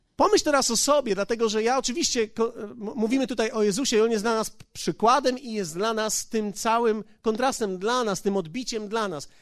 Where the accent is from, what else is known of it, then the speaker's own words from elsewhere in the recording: Poland; Ja jestem z Polski